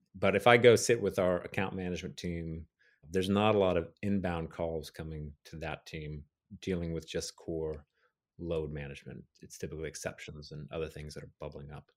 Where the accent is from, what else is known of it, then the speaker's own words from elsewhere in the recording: Dallas, Texas, United States; I'm from Dallas originally